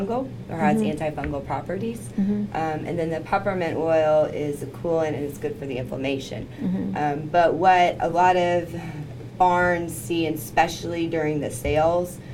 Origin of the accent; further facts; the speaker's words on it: Lexington, Kentucky, United States; I'm from Lexington